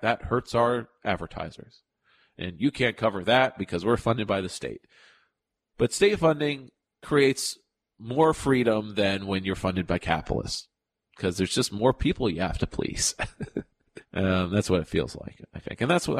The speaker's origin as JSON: {"language": "English", "town": "Fair Lawn", "region": "New Jersey", "country": "United States", "tie": "born or raised there", "said": "The Fairlawn Ambulance Corps in my hometown of Fairlawn, New Jersey, is an independent nonprofit"}